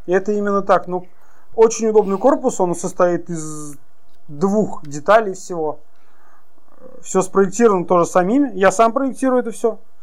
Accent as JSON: {"language": "Russian", "town": "Ufa", "region": "Bashkortostan", "country": "Russia", "moved": "yes", "lives_now": "Yekaterinburg, Russia", "said": "Я сам из Уфы, а компания в Екатеринбурге, я постоянно там нахожусь"}